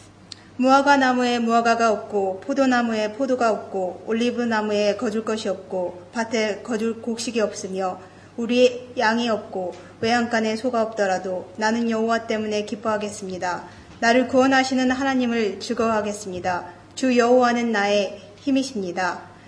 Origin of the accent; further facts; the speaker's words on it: South Korea; English is a second language; Good morning. … I'm from South Korea, and South Korea and North Korea are having the same word, language in Korean.